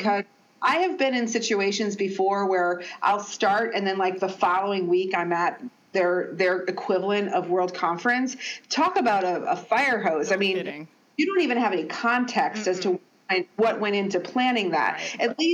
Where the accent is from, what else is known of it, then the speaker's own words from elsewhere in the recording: Milwaukee, Wisconsin, United States; moved away as an adult; now in Washington, D.C. area, United States; So I'm originally from Milwaukee, and so I've always considered Milwaukee teams to be sort of my home teams, even though I've been in this D.C., Northern Virginia area for more than 30 years.